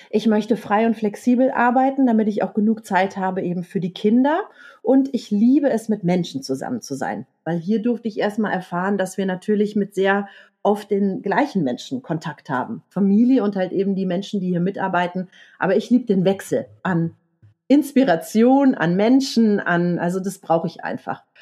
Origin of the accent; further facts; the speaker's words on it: Rhineland, Germany; Ich bin Rheinländerin, mein Herz liegt auf der Zunge. Ich habe es dann in Franken Gott sei Dank nicht ausgesprochen.